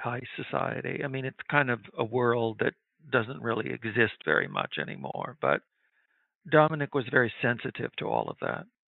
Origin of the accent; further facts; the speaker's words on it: Midwest, United States; I grew up in the Midwest